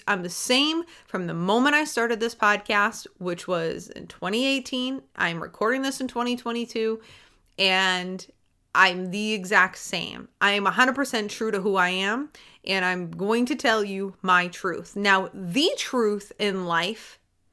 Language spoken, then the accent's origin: English; Maine, United States; I didn't grow up in a city. I grew up in Maine